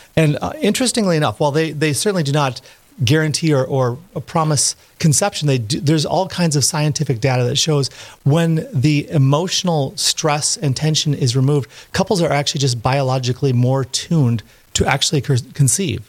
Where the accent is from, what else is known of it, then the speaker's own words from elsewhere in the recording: Park Rapids, Minnesota, United States; moved away; also born or lived in Steubenville, Ohio; I'm from Park Rapids, Minnesota originally